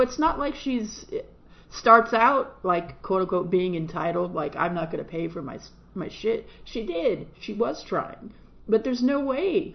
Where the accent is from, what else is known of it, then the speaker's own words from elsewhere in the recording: United States; I am an American and I live in this country